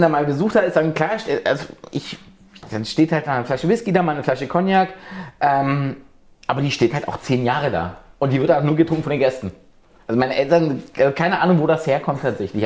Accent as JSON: {"language": "German", "region": "rural Brandenburg", "country": "Germany", "tie": "born or raised there", "said": "70, 80 Kilometer von hier, wirklich tiefste märkische Provinz."}